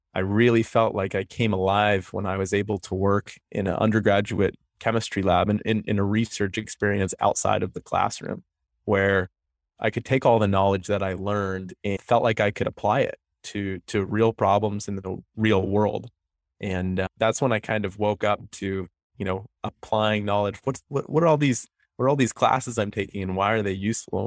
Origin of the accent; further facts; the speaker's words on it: Connecticut, United States; moved away as an adult; also born or lived in Orono, Maine; now in Portland, United States; I'm from Connecticut. I grew up there, came here for biomedical engineering undergrad